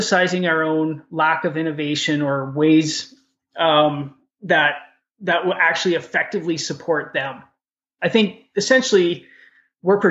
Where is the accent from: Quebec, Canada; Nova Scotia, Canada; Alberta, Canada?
Alberta, Canada; Edmonton; I grew up in Edmonton. I know the city like the back of my hand